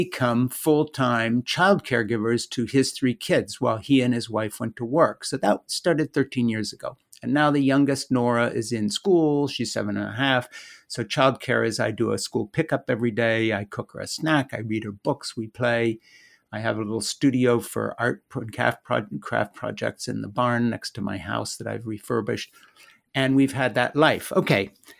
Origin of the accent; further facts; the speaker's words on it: Switzerland; The background that I come from is very unlikely in the sense that I'm an American who grew up in Switzerland.